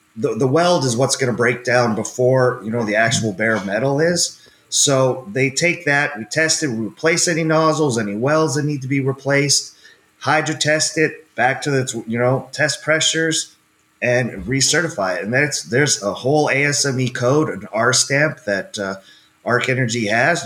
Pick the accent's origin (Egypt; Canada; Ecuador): Canada; moved away as an adult; also born or lived in West Texas; I grew up in Canada on a farm